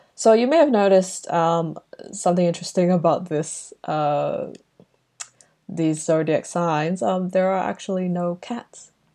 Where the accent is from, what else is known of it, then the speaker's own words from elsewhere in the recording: Brunei; now in Melbourne, Australia; growing up in Brunei, we called this Chinese New Year